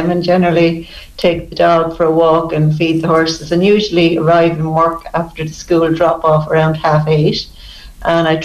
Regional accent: Stradbally, Laois, Ireland; now in Castlecomer, Ireland; I am the youngest of four. I have two brothers and a sister. I grew up on a tillage farm in Stradbally

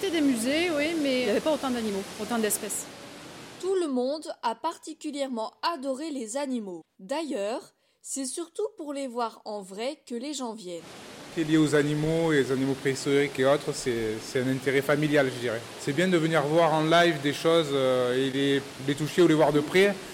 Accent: Marseille, Provence-Alpes-Côte d'Azur, France; born there; Déjà c'est un musée assez historique qui est là depuis que moi je suis tout petit, je suis né à Marseille, donc du coup euh, la culture marseillaise c'est un lieu incontournable pour moi.

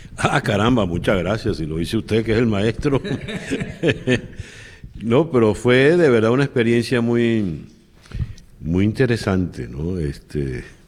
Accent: Venezuela; now in United States; los venezolanos somos un solo bloque, una sola comunidad

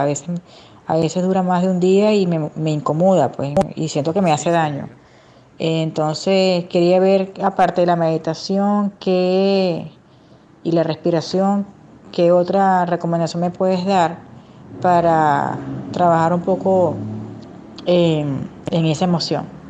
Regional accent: Venezuela; now in Santiago, Chile; soy venezolana y este mensaje te lo estoy mandando desde Santiago de Chile

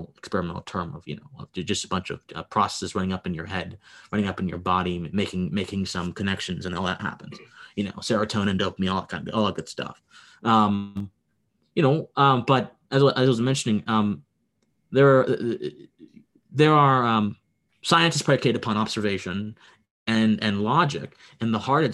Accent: Harrisburg, Pennsylvania, United States; now in Georgia, United States; I was born in Pennsylvania. Okay. I was raised there nice. I was raised there for a good portion of my life. I moved to Georgia. I was at Harrisburg, actually the capital. I was born there

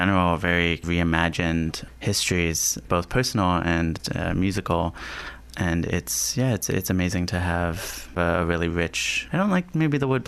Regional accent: Washington, District of Columbia, United States; I grew up in Washington, D.C., so I generally heard these stories through my mom

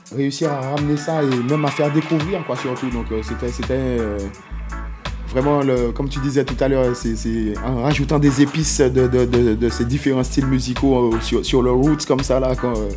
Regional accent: Martinique; chez moi en Martinique

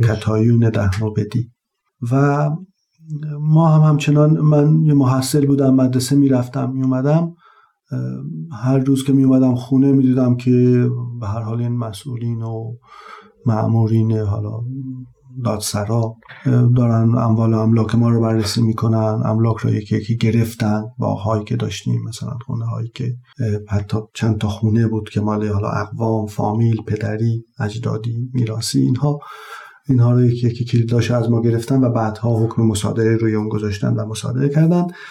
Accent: Taft, Yazd Province, Iran; اهل یزد و اصالتا زادگاه هم تفت یزد یکی از شهرستان های اطراف یزد هست

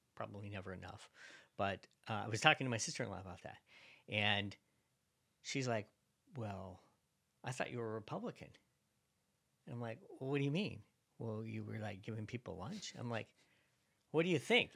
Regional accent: Virginia, United States; I'm from Virginia

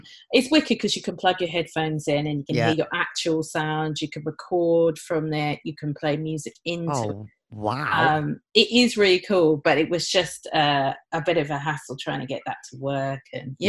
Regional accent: Nigeria; where I was born in Nigeria, yeah. And our tribe and our beliefs.

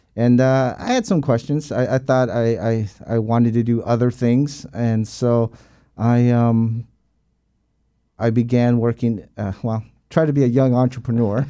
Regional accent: San Diego, California, United States; moved away as an adult; born and raised in San Diego, California. Uh, was there till the age of nineteen

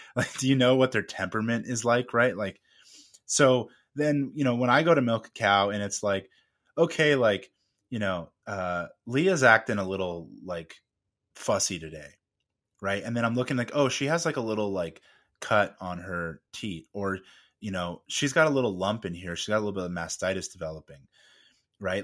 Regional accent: California, United States; I'm from originally from California

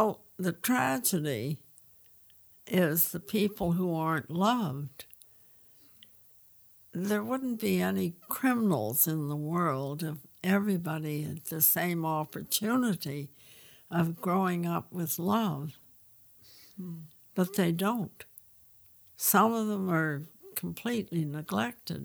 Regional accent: England, United Kingdom; moved away; I was born in England

